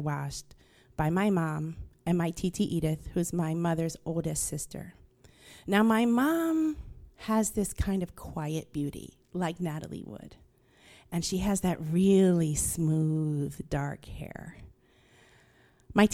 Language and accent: English; Queens, New York, United States; And where I grew up in Queens, my family lived on the street that separated the white neighborhood from the black and Hispanic neighborhood, but we lived on the white side of the street.